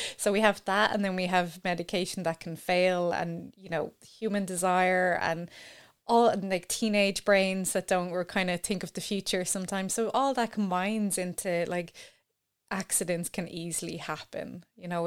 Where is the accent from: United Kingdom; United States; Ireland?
Ireland; as an Irish person